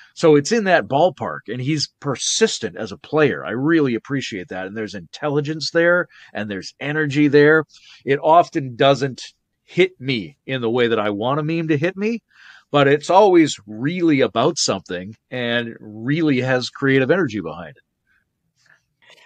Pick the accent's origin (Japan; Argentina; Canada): Canada; British Columbia; moved away; also born or lived in Victoria, British Columbia; the island where I grew up